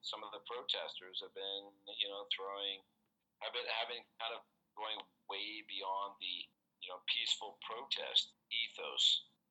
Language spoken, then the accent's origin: English; Canada; now in Hong Kong; I come from Canada. A lot of Canadians get very misty-eyed about the territory